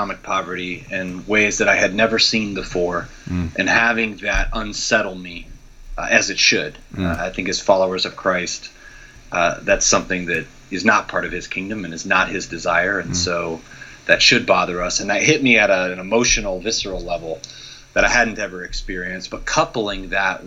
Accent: Midwest, United States; growing up in the Midwest in the U.S.

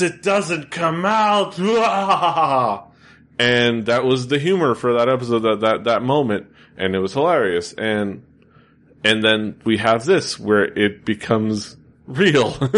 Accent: Miami, Florida, United States; I am from the Southeast, uh, Miami.

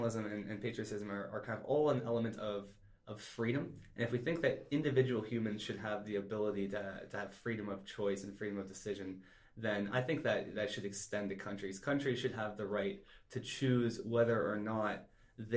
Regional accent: Canada; I'm a Canadian

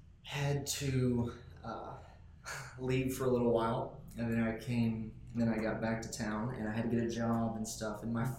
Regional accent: Jackson, United States; I have lived in Jackson my entire life. I grew up... just actually not far from here. My house that I grew up in was on North Highland across from Englewood.

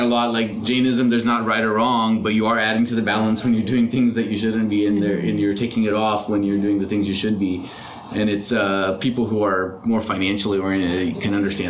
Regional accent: Houston, Texas, United States; we were growing up in Houston

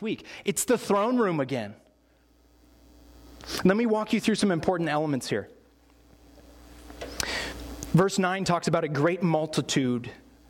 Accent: United States; as American Christians

